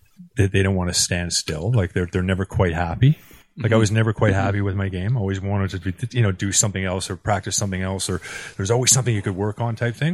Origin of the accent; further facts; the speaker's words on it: Canada; Yeah. I didn't feel like when they said they were all foreigners at the start of the Premier League, I was like, oh yeah.